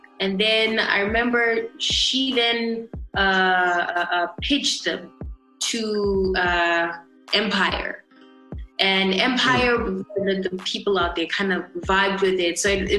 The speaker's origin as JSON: {"language": "English", "town": "Mutare", "region": "Manicaland", "country": "Zimbabwe", "tie": "born or raised there", "also_born_or_lived": "Bulawayo", "said": "Yeah, so I was born in Bulawayo, moved a lot. And then from, I think, I should say my teenage years to my adulthood was in Mutare."}